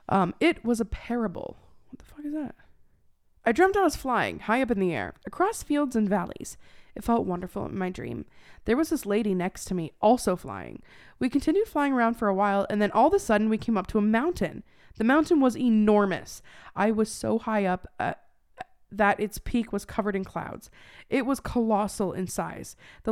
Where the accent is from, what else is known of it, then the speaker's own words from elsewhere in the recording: Arizona, United States; I grew up in Arizona, and we were in Chicago